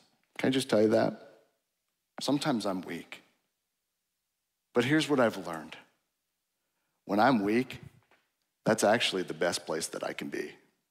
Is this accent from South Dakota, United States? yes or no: yes; South Dakota, United States; So I grew up in South Dakota, and winters there are like forever, okay? And it's all agriculture.